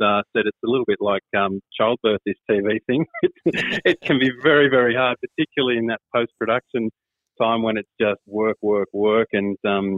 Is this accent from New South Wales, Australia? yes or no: yes; Brewarrina, New South Wales, Australia; also born or lived in Armidale; I grew up in Brewarrina, where we only got the ABC when I was growing up.